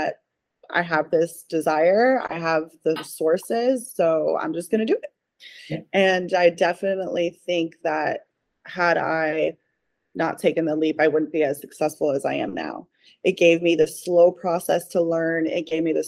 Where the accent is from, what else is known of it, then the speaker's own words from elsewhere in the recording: Ohio, United States; moved away as an adult; now in Florida, United States; I am obviously originally from Ohio. I've been in Florida now for almost 11 years